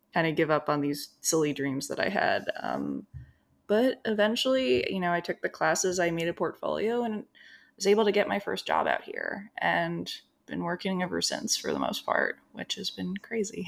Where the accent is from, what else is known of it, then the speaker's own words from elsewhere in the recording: New Jersey, United States; moved away as an adult; now in Los Angeles, United States; So I grew up in New Jersey